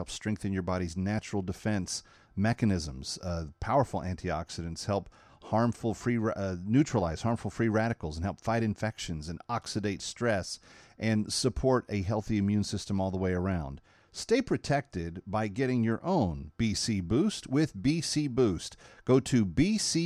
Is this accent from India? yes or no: no; Fort Worth, Texas, United States; I'm a Fort Worth kid myself.